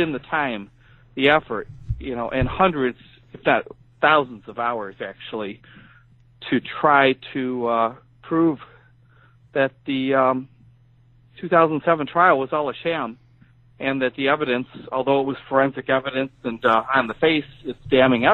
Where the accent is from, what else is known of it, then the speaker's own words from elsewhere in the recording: Joliet, Illinois, United States; also born or lived in Wisconsin; came back to Illinois and took a new job in online journalism back in my hometown area of Joliet